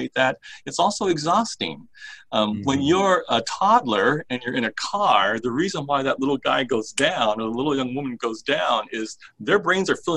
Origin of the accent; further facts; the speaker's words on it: Honolulu, Hawaii, United States; when I was growing up in Honolulu